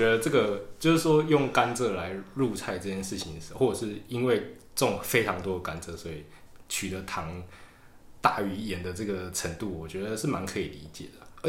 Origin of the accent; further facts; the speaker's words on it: Tainan, Taiwan; 我虽然是身为一个台南人